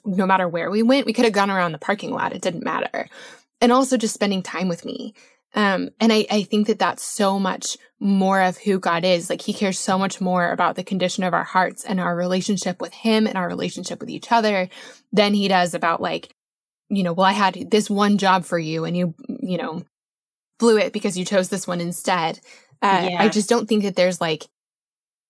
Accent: Colorado, United States; I grew up in Colorado

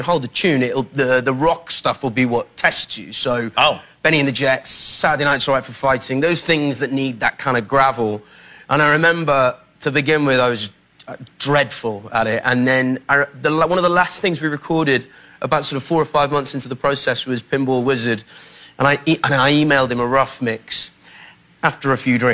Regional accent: Aberystwyth, Wales, United Kingdom; in Sleepy Aberystwyth, my hometown

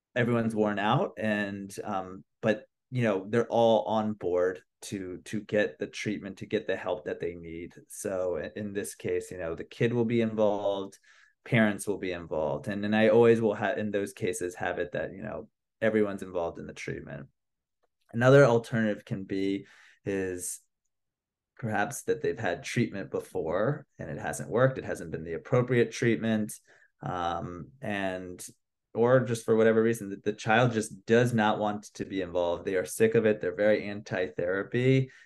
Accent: Washington, District of Columbia, United States; moved away as an adult; also born or lived in Philadelphia / New York; now in Los Angeles, United States; I'm originally from the East Coast. I'm from Washington, D C

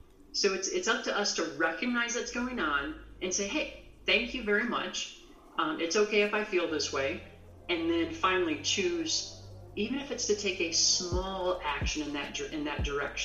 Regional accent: Midwest, United States; now in Rocky Mountains, United States; I grew up in the Midwest, which is really flat.

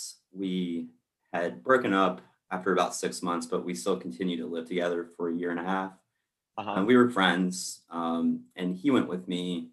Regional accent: Southwest Virginia, United States; now in Richmond, United States; I am from Virginia, Southwest Virginia.

